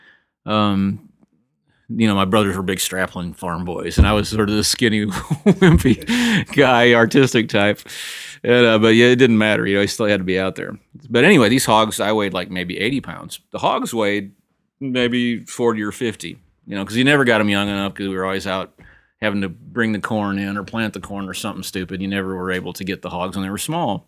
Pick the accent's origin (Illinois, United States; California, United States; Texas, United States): Illinois, United States; Sheffield; now in Nashville, United States; I grew up in the Midwest, Northern Illinois. My dad was a hog farmer. You know, it's been this family for a couple generations. Small town. It was incredible, you know. A place called Sheffield, Illinois.